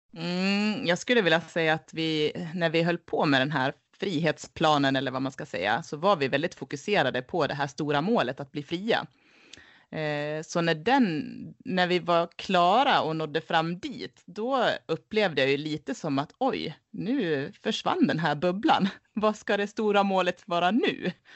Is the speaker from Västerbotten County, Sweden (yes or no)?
no; Leksand, Dalarna County, Sweden; moved away as an adult; uppväxt här i Leksand